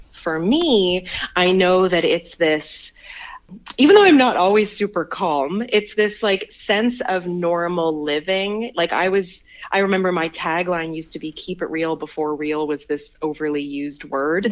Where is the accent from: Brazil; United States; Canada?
Canada; Montreal, Quebec; also born or lived in Malaysia; now in Ontario, Canada; I'm not even from Ontario, like I'm from Montreal